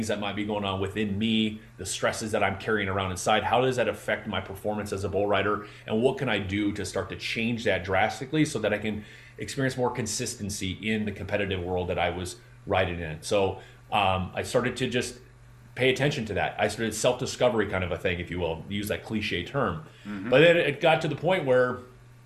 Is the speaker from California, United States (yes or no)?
yes; Southern California, United States; I got fortunate enough to be able to be trained by the California Angels pitching staff because I'm from Southern California.